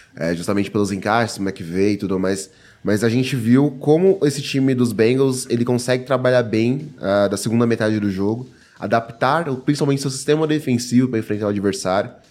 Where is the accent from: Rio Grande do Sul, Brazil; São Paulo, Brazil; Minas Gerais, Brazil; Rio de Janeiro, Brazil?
São Paulo, Brazil; eu sou de São Paulo